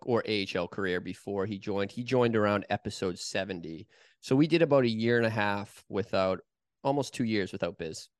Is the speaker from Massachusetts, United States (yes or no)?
yes; Boston, Massachusetts, United States; I grew up in Boston